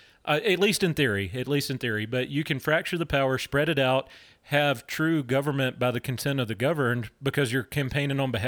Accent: Louisiana, United States; moved away; I'm originally from Louisiana

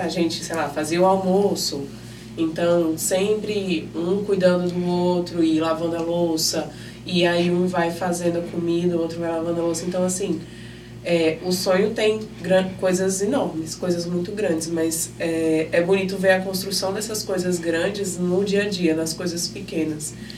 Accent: Brasília, Federal District, Brazil; moved away as an adult; now in Maceió, Brazil; originalmente eu sou de Brasília

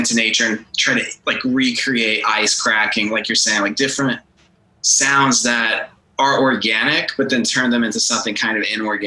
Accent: Texas, United States; growing up here

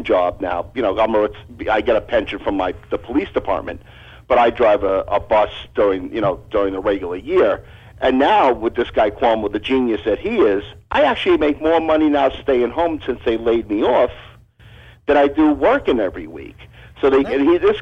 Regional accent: New York, United States; I'm from New York. I'm a retired New York City cop

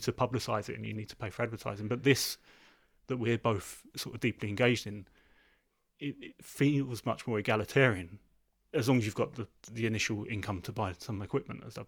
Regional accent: London, United Kingdom; I'm from South London

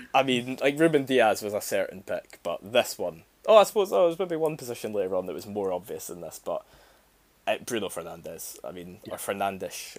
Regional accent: Scotland, United Kingdom; as a Scot

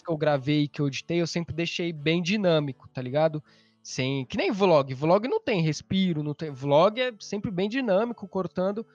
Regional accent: São Paulo, Brazil; sou de São Paulo

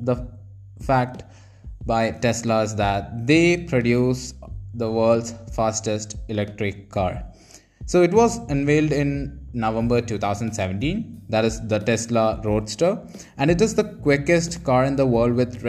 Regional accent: India; as an Indian

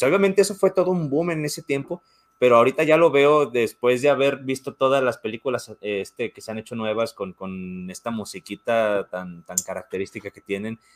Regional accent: Mexico; yo soy mexicano

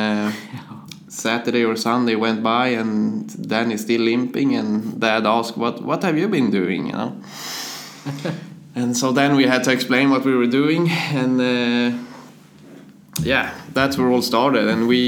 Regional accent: Motala, Östergötland, Sweden; English is a second language; Motala, it's, yeah, like you said, it's my home, and I always live there, and I like it. It's pretty much a summer city with the beach and everything. And so I went to school there and all that kind of things.

